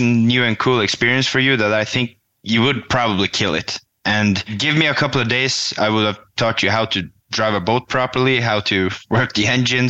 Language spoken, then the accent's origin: English; Norway; born or raised there